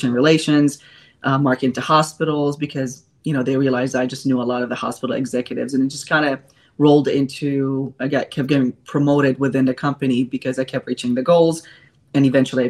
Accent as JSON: {"language": "English", "town": "Chicago", "region": "Illinois", "country": "United States", "moved": "as an adult", "lives_now": "Charlotte, United States", "said": "I am originally from Chicago, and I moved to North Carolina in 2016."}